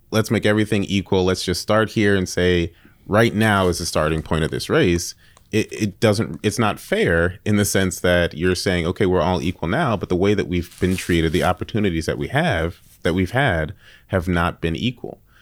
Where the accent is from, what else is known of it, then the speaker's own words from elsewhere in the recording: New York, United States; I grew up in New York, in the Bronx